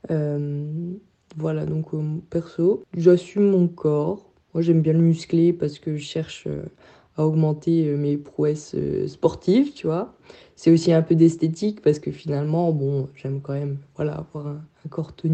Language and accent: French; France; En tant que Français, aller au lac à Leipzig, c'est un peu perturbant la première fois